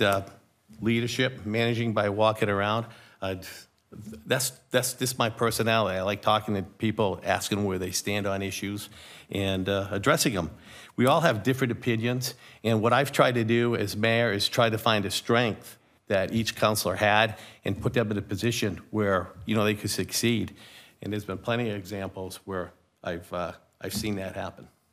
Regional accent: Rochester, New Hampshire, United States; Born and raised in Rochester

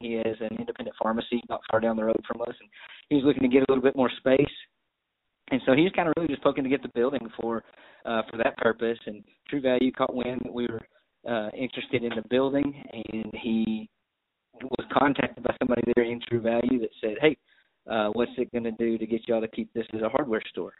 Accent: Brownwood, Texas, United States; also born or lived in Dallas; now in Brownwood, United States; my hometown where the in-laws and everybody was. Small town, right smack dab in the middle of Texas. Brownwood

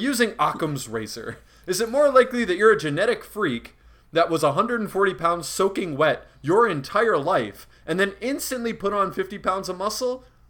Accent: Reedsburg, Wisconsin, United States; I'm from Reedsburg, and I've never heard anyone use Tony

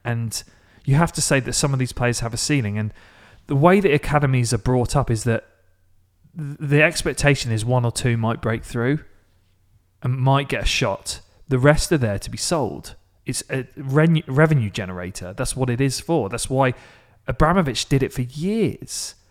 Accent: Maidstone, South East England, United Kingdom; my hometown is Maidstone

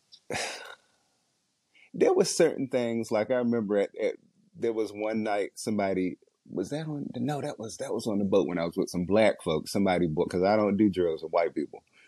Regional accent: Washington, District of Columbia, United States; I grew up in Southeast DC

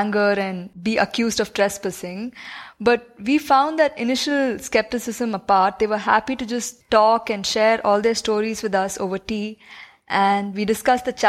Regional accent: South India, India; being from the south and all, my Hindi is terrible

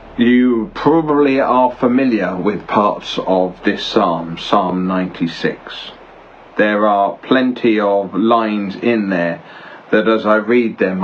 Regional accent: Belgium; now in United Kingdom; I grew up in Belgium

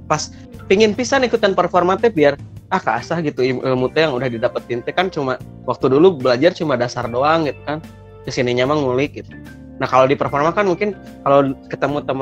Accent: Bandung, West Java, Indonesia; born there; lahir di Bandung 11 Januari 1996.

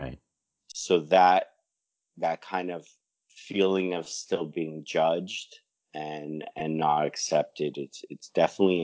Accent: Toronto, Ontario, Canada; born and raised in Toronto

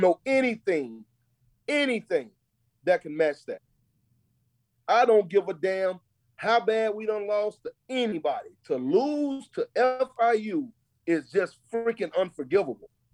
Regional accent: Texas, United States; now in Charlotte, United States; I'm from Texas. You absolutely, and I don't hide it not one bit. I'm about as country as they come

